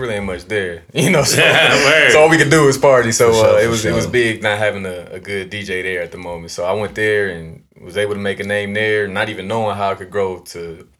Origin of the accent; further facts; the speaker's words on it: Columbus, Ohio, United States; Yeah, Columbus, yep.